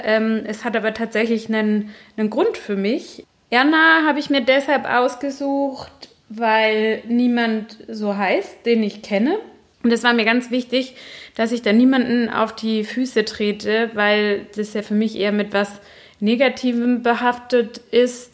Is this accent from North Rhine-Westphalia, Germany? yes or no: no; Baden-Württemberg, Germany; accent: Badisch; ich komme aus Baden und da hat man einen ziemlich äh, starken Dialekt, wenn man ihn denn spricht.